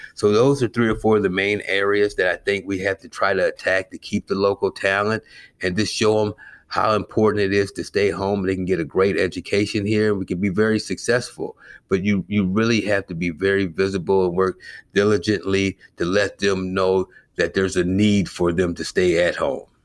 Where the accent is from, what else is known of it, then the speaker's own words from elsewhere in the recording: Clinton, Iowa, United States; also born or lived in Eugene, Oregon; now in Chicago, United States; growing up in Clinton, Iowa